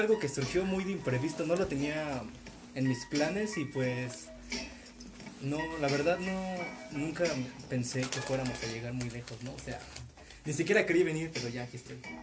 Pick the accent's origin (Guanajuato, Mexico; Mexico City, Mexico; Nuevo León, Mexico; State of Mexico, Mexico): State of Mexico, Mexico; Valle de Chalco; me preguntan de dónde vienes, les digo de Charco y se asustan